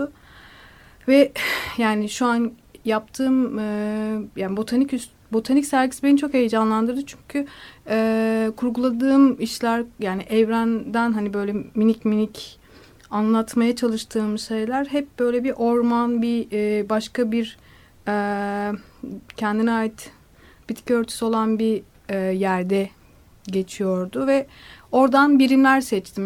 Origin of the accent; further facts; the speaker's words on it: Black Sea Region, Turkey; moved away; ben e, Karadeniz'de dünyaya geldim ve küçük yani belli bir yaşa kadar orada kaldım.